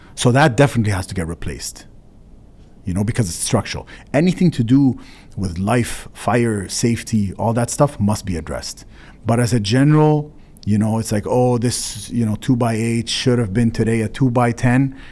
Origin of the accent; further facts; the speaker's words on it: Canada; as a Canadian